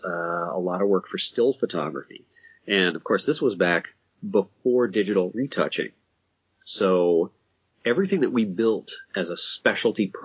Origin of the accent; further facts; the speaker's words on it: Minneapolis, Minnesota, United States; I'm actually from Minneapolis